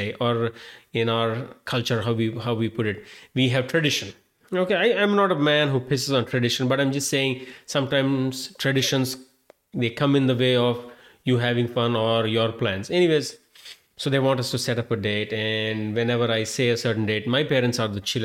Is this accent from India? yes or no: yes; India; moved away; I am an Indian-born Hindu guy